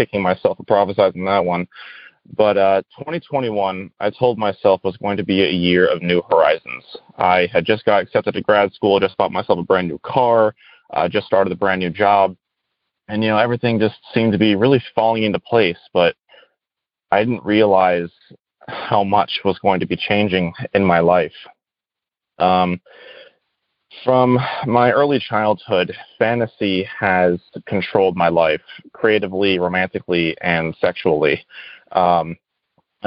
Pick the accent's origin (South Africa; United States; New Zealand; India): United States; Rhode Island; I'm from Rhode Island.